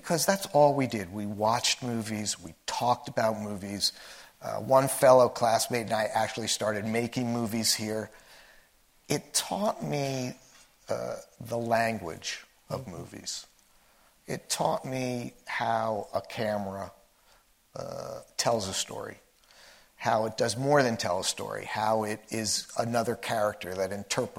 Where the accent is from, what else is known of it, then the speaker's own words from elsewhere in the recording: New Jersey, United States; moved away as an adult; also born or lived in Washington, D.C. / California; I grew up in New Jersey